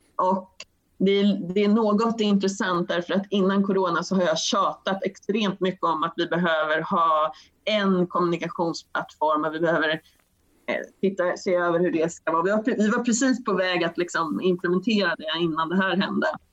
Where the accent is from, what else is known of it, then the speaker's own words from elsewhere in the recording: Sweden; som svensk